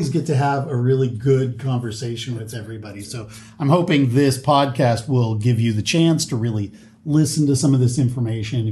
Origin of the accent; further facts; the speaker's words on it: Florence, Oregon, United States; I grew up in Florence, which is just 45 minutes to an hour from here